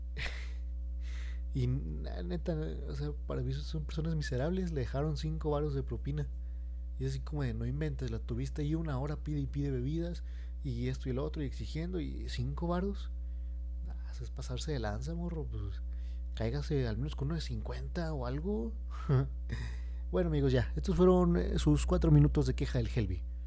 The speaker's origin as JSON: {"language": "Spanish", "country": "Mexico", "said": "lo que nos han inculcado como mexicanos"}